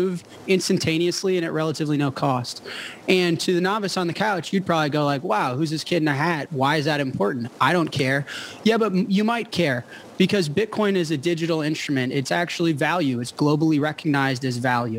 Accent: United States; I'm an American

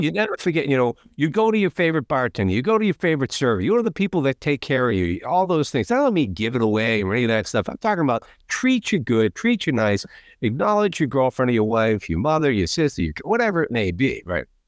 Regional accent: outside of Boston, Massachusetts, United States; I grew up right outside of Boston

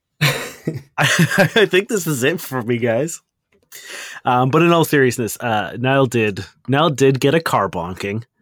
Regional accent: Canada; we are Canadian and not American

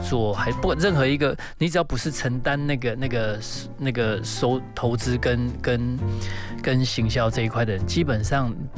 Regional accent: Taiwan; 当我说我是台湾人的时候

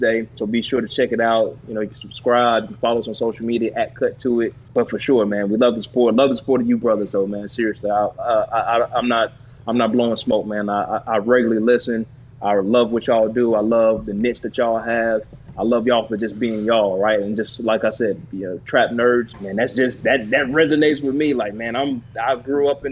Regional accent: Lexington, North Carolina, United States; accent: North Carolina; I grew up about an hour north in this town called Lexington

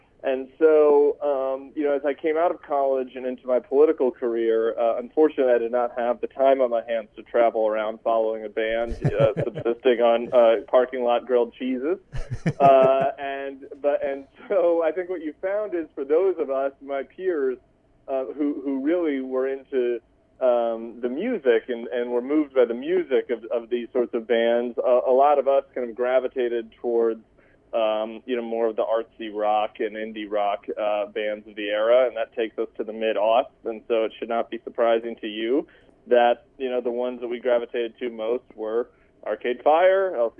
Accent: Colorado, United States; I'm from Colorado

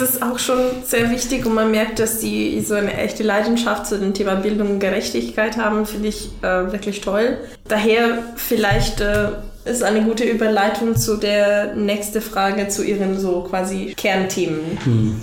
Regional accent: Italy; German is a second language; now in Germany; Ich komme aus Italien

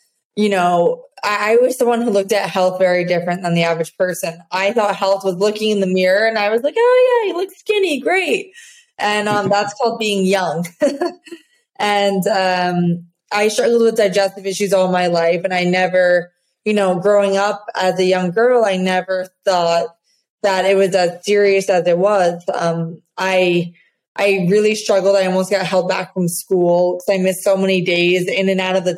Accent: New Jersey, United States; I'm from New Jersey

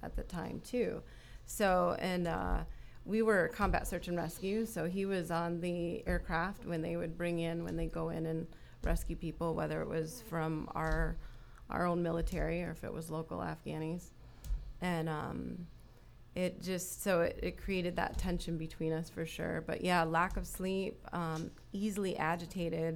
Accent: Flint, Michigan, United States; moved away as an adult; now in Florida, United States; I grew up in Flint, Michigan

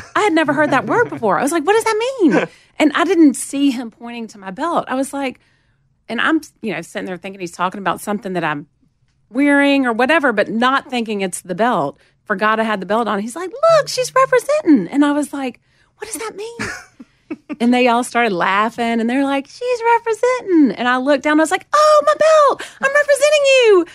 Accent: Montgomery, Alabama, United States; accent: southern; moved away as an adult; also born or lived in Atlanta, Georgia; now in Nashville, United States; I grew up in Montgomery

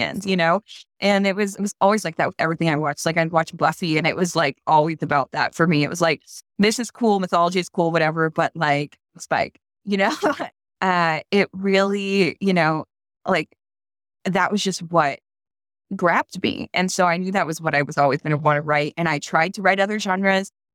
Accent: Baton Rouge, Louisiana, United States; moved away; my hometown, which is the capital of Louisiana

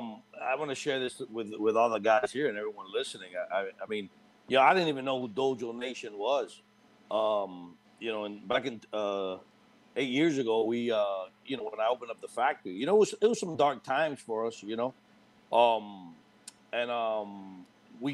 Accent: Miami, Florida, United States; growing up in Miami

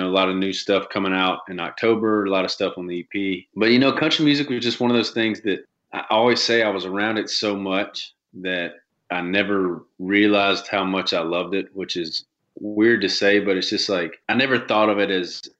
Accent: Shreveport, Louisiana, United States; I was born and raised in Shreveport, Louisiana

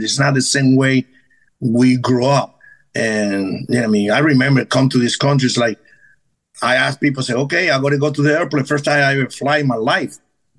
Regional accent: Venezuela; English is a second language; now in United States; Now, growing up in Venezuela is a little harder.

